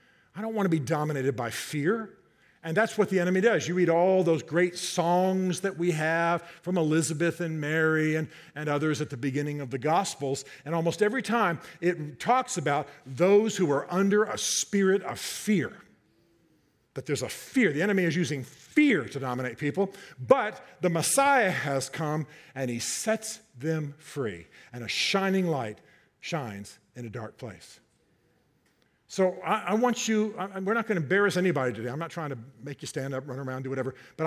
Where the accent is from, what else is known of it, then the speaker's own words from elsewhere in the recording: Germany; I grew up in Germany.